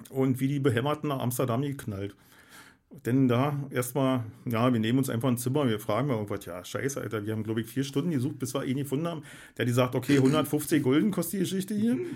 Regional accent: Germany; Und wir haben uns hingesetzt, weil wir sind ja Deutsche, doof.

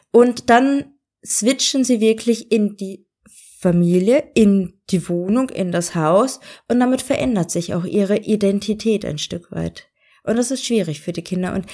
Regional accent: Germany; now in Austria; es fällt ja schon mir auf als Deutsche in Österreich, dass es da äh, kleine Kulturunterschiede gibt.

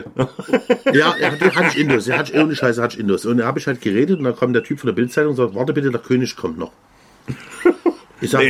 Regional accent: Dresden, Saxony, Germany; als Dresdner hätte ich Uftar machen müssen.

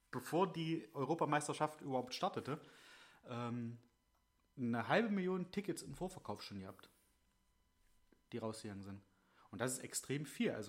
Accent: Germany

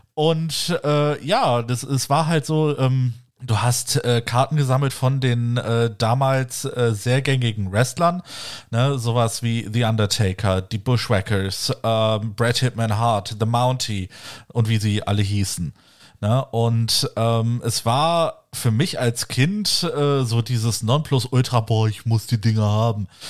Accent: the West, western Germany, Germany; bei uns im Westen

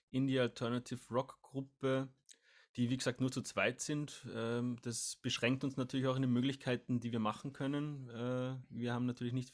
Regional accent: Salzburg, Austria; born there; now in Vienna, Austria; Genau, wir sind gebürtige Salzburger, Salzburg, Österreich, aber wohnen sogar zusammen in Wien mittlerweile, ja.

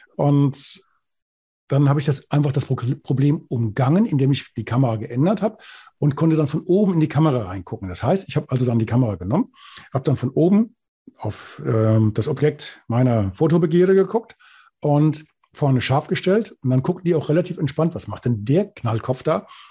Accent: Bad Orb, Hesse, Germany; accent: Hessisch; also born or lived in Thuringia; Ich komme aus, aus dem Hessischen, aus dem Spessart, aus Bad Orb

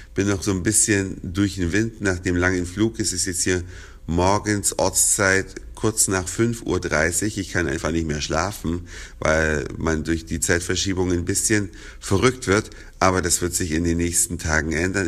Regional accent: Germany; bei uns in Deutschland

